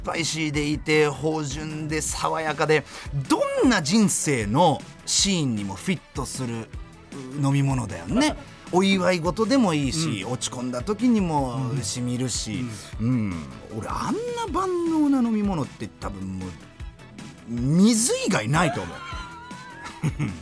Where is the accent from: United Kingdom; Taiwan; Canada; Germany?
Germany; now in Japan; 僕はあの、まあ、ドイツで生まれました